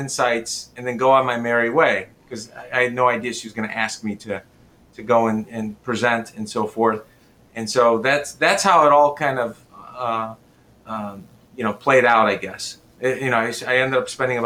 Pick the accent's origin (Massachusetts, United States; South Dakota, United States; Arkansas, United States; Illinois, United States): Illinois, United States; I'm from Illinois